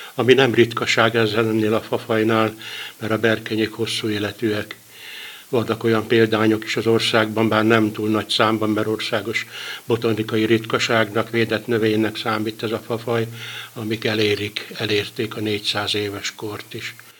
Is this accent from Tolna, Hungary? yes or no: yes; Tolna, Hungary; Tolnáról, tolnai vagyok